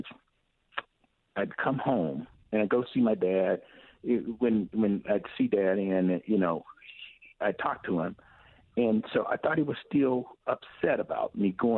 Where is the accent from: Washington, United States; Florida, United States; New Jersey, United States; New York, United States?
Washington, United States; Tri-Cities; We grew up over in the Tri-Cities